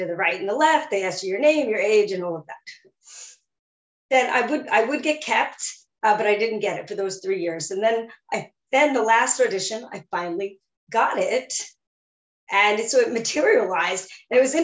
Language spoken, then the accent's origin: English; Levittown, New York, United States; I was born in Long Island and raised on Long Island in New York, and I grew up in Levittown